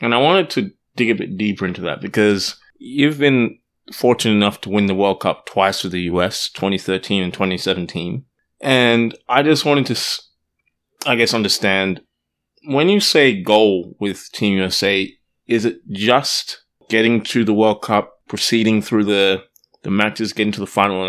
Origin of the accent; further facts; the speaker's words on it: Australia; I am Australian